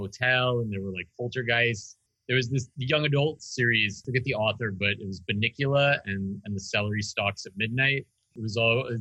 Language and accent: English; New York City, New York, United States; I grew up in New York City, not in Manhattan